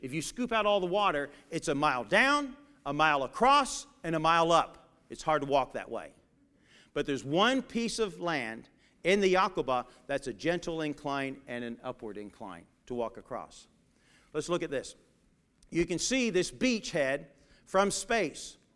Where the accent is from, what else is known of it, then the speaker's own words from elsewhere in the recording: England, United Kingdom; Growing up in England, in my uh, one of my teachers there